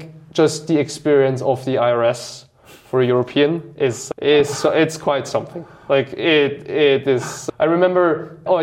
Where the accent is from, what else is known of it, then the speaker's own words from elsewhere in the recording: Switzerland; my hometown, which is like a small village in Switzerland